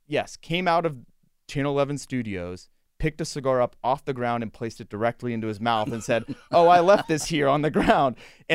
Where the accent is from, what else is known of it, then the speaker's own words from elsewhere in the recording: Latrobe, Pennsylvania, United States; I'm from Latrobe.